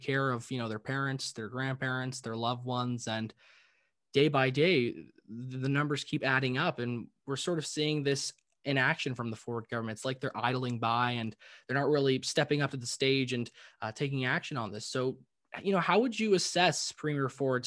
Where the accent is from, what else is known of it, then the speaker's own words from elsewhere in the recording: Ontario, Canada; young person growing up in Ontario